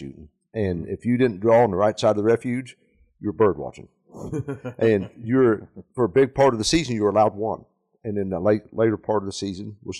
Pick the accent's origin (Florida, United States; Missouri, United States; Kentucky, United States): Missouri, United States; Kansas City; We're from Northwest Missouri, Kansas City area.